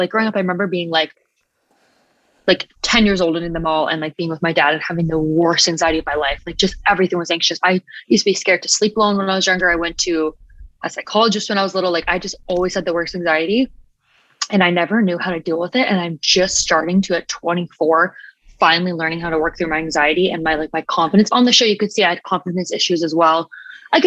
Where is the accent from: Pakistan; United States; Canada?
Canada; Pickering, Ontario; I grew up in Pickering, which is in Canada, pretty small.